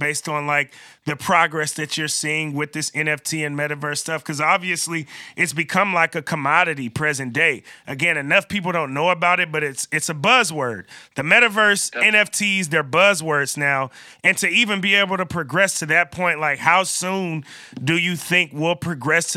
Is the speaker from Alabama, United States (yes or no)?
no; Bay Area, California, United States; I'm from the Bay Area. I'm so close to Silicon Valley.